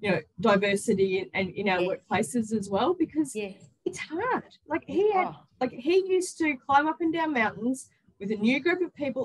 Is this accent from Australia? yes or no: yes; Australia; an Australian